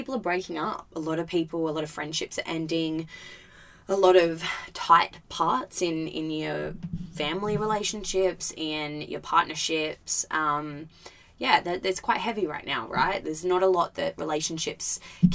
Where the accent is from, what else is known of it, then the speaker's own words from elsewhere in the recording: Albany, Western Australia, Australia; moved away as an adult; also born or lived in Gold Coast, Queensland; the year between me moving over to the Gold Coast and still living in Albany